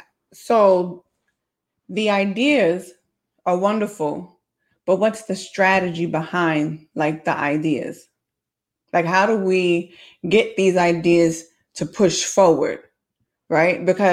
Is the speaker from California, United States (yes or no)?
no; New York City, New York, United States; I'm from the city. I'm not from Brooklyn. My mother was born and raised in Brooklyn. I'm not from Brooklyn.